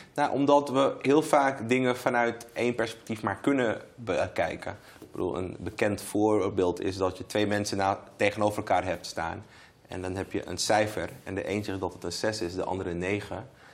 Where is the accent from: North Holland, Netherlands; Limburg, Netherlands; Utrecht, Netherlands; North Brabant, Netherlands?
North Holland, Netherlands; Amsterdam; Ik woon nog steeds in Amsterdam Zuidoost, waar ik ben opgegroeid